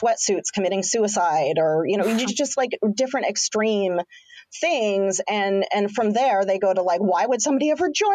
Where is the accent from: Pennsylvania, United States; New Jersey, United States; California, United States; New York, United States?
California, United States; Santa Barbara; moved away; I grew up in Santa Barbara and now I'm here